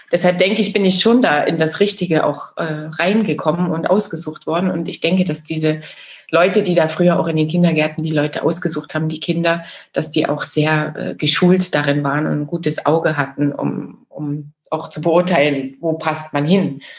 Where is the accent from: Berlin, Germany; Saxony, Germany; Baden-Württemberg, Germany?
Saxony, Germany; Chemnitz; ja, also ich bin ja in der DDR groß geworden. Ich bin in Chemnitz, Karl-Marx-Stadt geboren damals noch Karl-Marx-Stadt